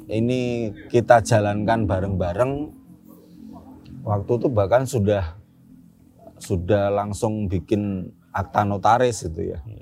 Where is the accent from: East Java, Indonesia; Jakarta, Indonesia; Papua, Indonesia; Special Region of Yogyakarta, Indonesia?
Special Region of Yogyakarta, Indonesia; Yogyakarta; kebetulan ya karena saya asli Jogja begitu kan.